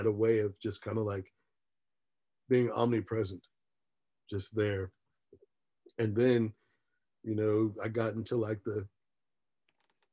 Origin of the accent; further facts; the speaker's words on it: Philadelphia, Pennsylvania, United States; moved away; also born or lived in Virginia; when I was growing up in Philly